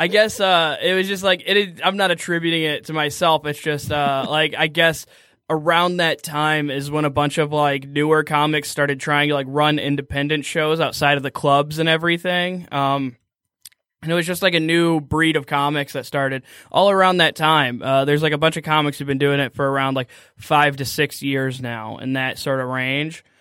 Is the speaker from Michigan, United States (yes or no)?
yes; Waterford, Michigan, United States; I'm from Waterford